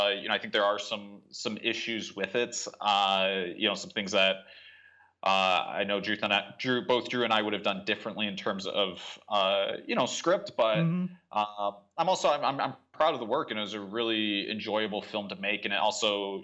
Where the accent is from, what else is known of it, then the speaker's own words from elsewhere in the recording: Tucson, Arizona, United States; I'm from Tucson